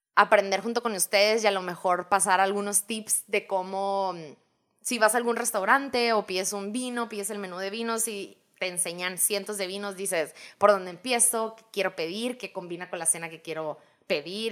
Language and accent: Spanish; Hermosillo, Sonora, Mexico; moved away as an adult; also born or lived in New York, United States; now in Phoenix, United States; nacida y crecida en Hermosillo, Sonora.